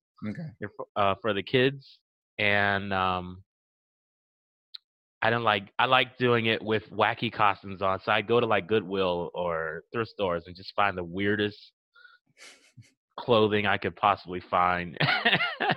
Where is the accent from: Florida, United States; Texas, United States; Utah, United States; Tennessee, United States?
Florida, United States; Miami; also born or lived in Lake City, Florida; I grew up here. I've been here since I was 5 years old. Yeah. I'm originally from Lake City, Florida